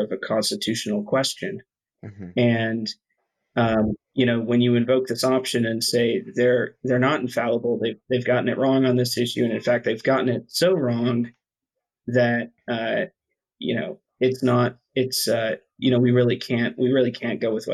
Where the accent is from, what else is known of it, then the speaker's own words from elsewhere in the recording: Tennessee, United States; I grew up in Tennessee